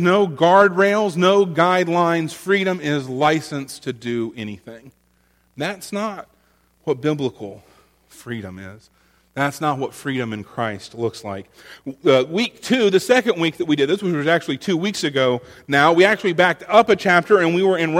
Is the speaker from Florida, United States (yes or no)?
yes; Florida, United States; now in North Carolina, United States; my home state